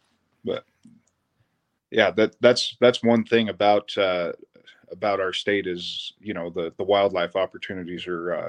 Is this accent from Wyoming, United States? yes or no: yes; Wyoming, United States; I am from Wyoming. I live just outside of Laramie.